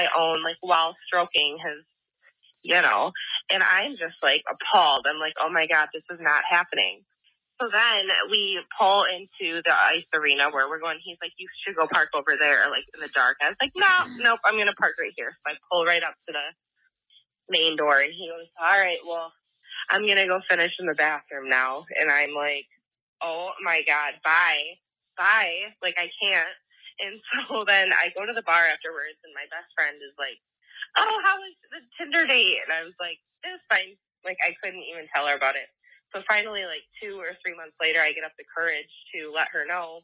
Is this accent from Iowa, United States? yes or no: no; Michigan, United States; I'm from Michigan, and small town